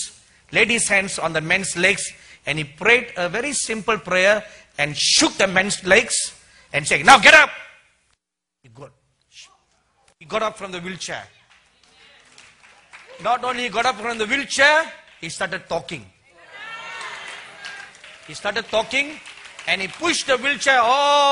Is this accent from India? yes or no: yes; India; accent: Indian; my Indian accent